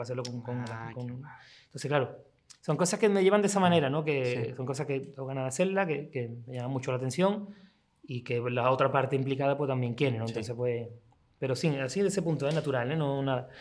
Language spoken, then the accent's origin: Spanish; Seville, Andalusia, Spain; nací yo aquí, nací en Sevilla, pero vivo ahí, aquí a, 7, o ocho calles.